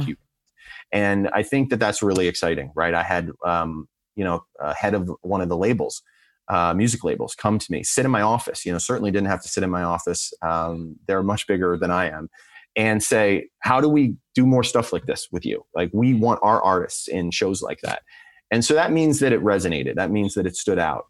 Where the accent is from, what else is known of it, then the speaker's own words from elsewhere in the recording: Philadelphia, Pennsylvania, United States; moved away as an adult; also born or lived in Lower Merion, Pennsylvania / Langhorne, Pennsylvania; I grew up in Lower Marion until I was about twelve, and then we moved up to Langhorne, which is in Lower Bucks County